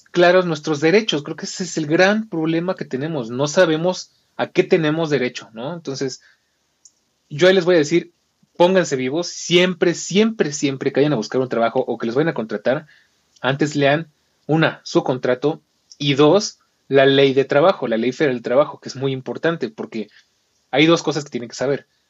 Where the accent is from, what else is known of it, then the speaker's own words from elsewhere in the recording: Mexico; nosotros como mexicanos